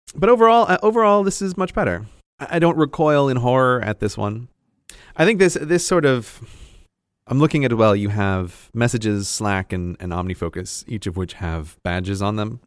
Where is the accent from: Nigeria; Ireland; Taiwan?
Ireland; now in United Kingdom; I am Irish and because we are married, she's allowed to live in the U K